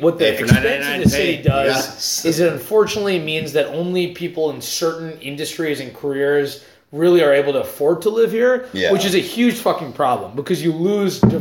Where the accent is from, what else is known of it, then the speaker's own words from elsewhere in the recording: Edmonton, Alberta, Canada; moved away as an adult; now in San Francisco, United States; I'm from Western Canada, so Edmonton, Alberta